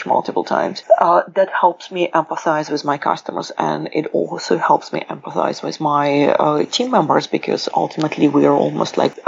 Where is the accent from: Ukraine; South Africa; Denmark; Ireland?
Ukraine; accent: Russian; also born or lived in United Kingdom; now in Seattle, United States; I was born in Ukraine, the accent is Russian, the passport is British, I live in Seattle.